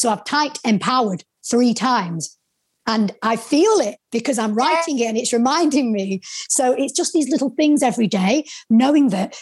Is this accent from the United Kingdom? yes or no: yes; the North, the north of England, United Kingdom; accent: Northern; my Northern accent